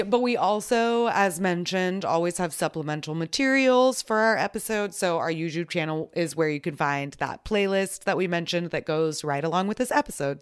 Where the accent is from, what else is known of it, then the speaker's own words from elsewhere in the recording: Texas, United States; we're both from Texas